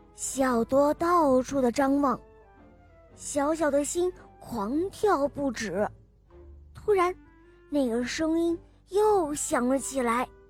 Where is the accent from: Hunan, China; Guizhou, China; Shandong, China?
Guizhou, China; Zunyi; 今年四岁半，我来这块读作英语